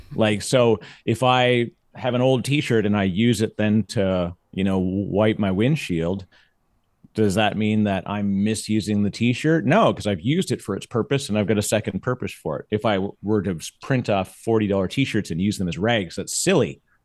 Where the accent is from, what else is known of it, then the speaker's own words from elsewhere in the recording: Canada; now in United States; As a Canadian, it's gonna blow me up 'cause I still say, everyone still has to say pasta and Mazda